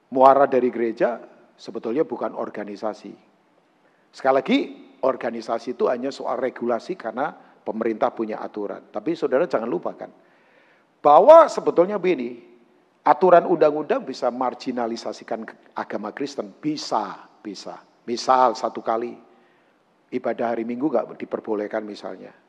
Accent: Tangerang, Banten, Indonesia; Jarang ngitung, karena saya orang Tangerang sih.

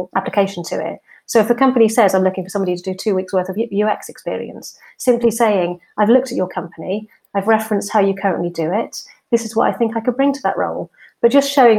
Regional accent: Swansea, Wales, United Kingdom; moved away as an adult; also born or lived in Plymouth; I'm actually from South Wales, from Swansea, and I went to university in Plymouth

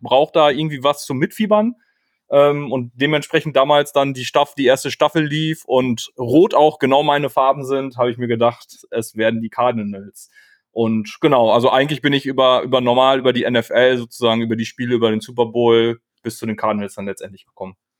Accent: Münster, North Rhine-Westphalia, Germany; moved away; komme aus Münster, ähm, geboren, zwischendurch mal weggezogen, mittlerweile wieder hier lebend

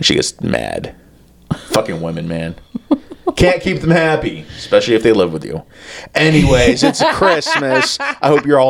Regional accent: United States; I was born in America and not China

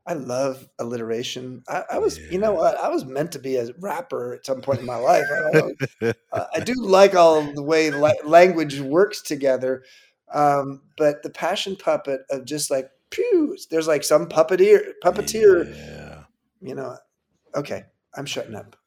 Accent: California, United States; I grew up in California

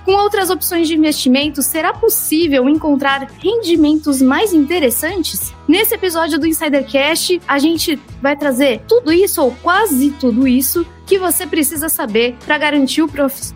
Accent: São Paulo, Brazil; Também sou da ZL, assim, não nascida efetivamente, mas passei boa parte da vida na Moca

